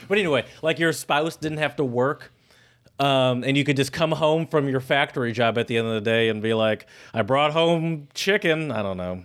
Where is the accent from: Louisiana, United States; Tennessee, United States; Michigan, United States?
Michigan, United States; we're from Michigan. That. We have all the big car companies here in Michigan